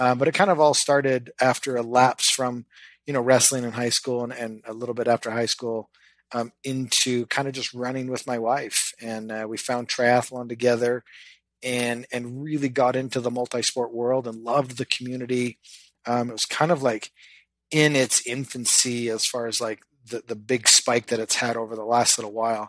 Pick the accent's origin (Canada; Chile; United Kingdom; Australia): Canada; I grew up in Canada